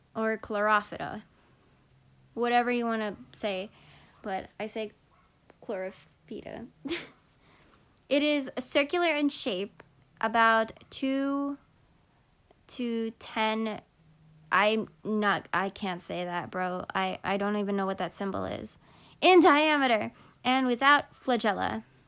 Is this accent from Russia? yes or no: no; Philippines; I'm Filipino